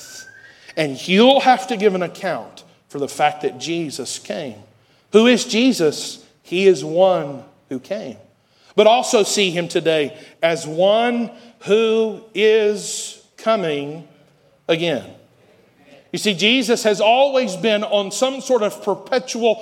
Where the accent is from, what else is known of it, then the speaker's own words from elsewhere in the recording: Asheville, North Carolina, United States; the day I was born right here in Asheville, North Carolina, in March of 1990 in the old Mission Hospital.